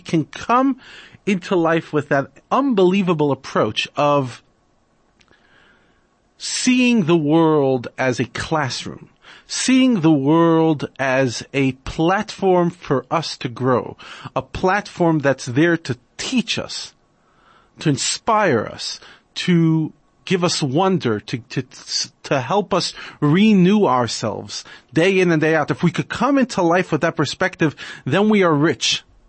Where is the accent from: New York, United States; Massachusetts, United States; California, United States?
New York, United States; I grew up in New York, and like any Jewish society, you reach a stage where you're going to a lot of bar mitzvahs.